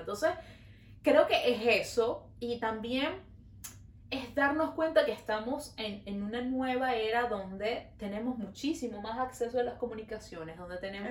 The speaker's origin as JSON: {"language": "Spanish", "country": "Venezuela", "moved": "yes", "lives_now": "Montreal, Canada"}